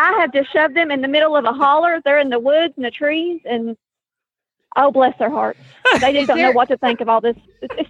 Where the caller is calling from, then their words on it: East Tennessee, United States; I am calling from the mountains of East Tennessee.